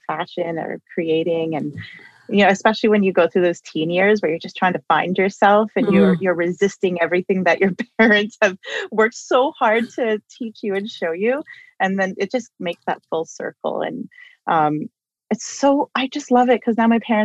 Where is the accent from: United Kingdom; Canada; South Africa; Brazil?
Canada; Toronto, Ontario; I grew up in Toronto. I was born and raised here.